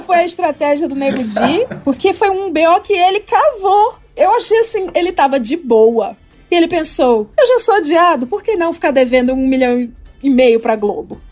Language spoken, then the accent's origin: Portuguese; Brazil; Como brasileiro